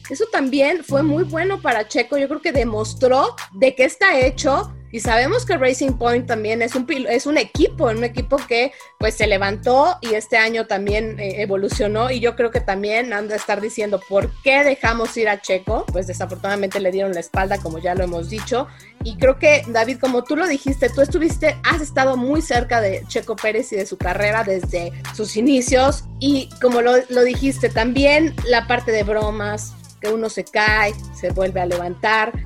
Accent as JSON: {"language": "Spanish", "country": "Mexico"}